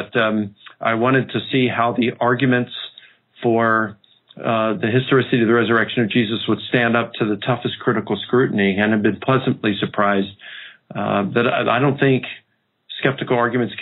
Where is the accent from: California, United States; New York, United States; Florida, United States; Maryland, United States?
Maryland, United States; Baltimore; I grew up in Baltimore